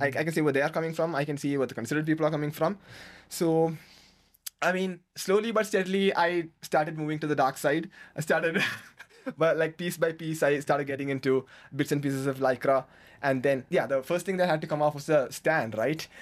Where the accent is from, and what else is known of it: Kerala, India; born or raised there; moved away as an adult; now in Bangalore, India